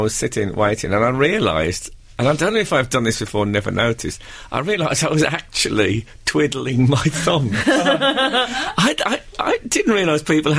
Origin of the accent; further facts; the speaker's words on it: Black Country, West Midlands, United Kingdom; moved away; Where I grew up in the Black Country, we used to say Waro as a greeting